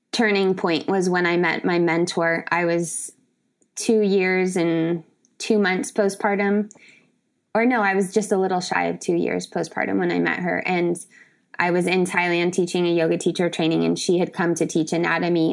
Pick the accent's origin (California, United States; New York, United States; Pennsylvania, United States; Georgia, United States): California, United States; San Diego; also born or lived in Brazil; I'm from San Diego